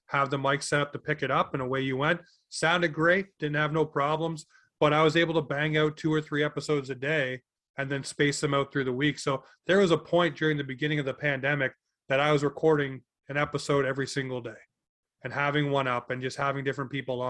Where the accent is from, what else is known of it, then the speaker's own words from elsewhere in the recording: Toronto, Ontario, Canada; also born or lived in Newmarket, Ontario; now in Cole Harbour, Canada; Originally from Toronto, actually. Born in Newmarket, raised in Scarborough, moved here in 2003